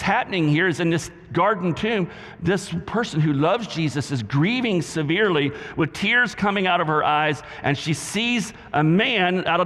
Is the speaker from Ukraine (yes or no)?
no; the South, United States; accent: southern; my southern accent